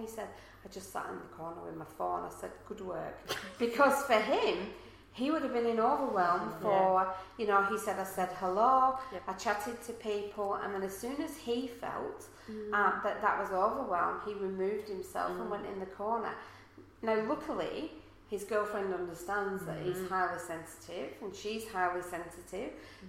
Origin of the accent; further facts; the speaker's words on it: England, United Kingdom; now in Australia; if you haven't noticed from the accent, I'm not from around here. So therefore, you know, I'm not from Australia. Most of my family are back in England.